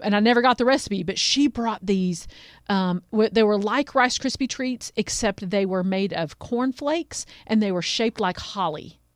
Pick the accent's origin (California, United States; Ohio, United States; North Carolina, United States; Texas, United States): North Carolina, United States; Asheville; I grew up in Asheville